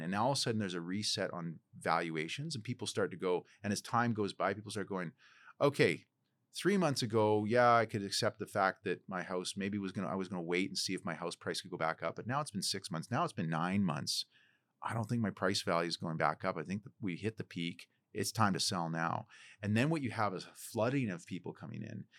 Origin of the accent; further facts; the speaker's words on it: Port Alberni, British Columbia, Canada; now in Vancouver, Canada; my hometown of Port Alberni